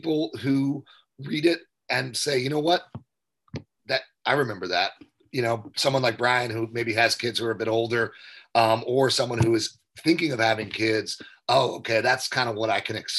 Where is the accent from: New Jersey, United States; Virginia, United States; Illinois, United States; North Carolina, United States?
New Jersey, United States; Jersey Shore; moved away as an adult; also born or lived in Philadelphia / New York City; I was born and raised on the Jersey Shore